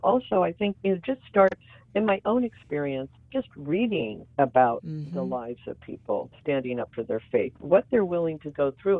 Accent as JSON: {"language": "English", "region": "Southern California", "country": "United States", "tie": "born or raised there", "said": "growing up in Southern California, one of the key things I remember that defined my life was regular visits to our family home by missionaries from all over the world. And I really felt like, even though I was a privileged American from an affluent background"}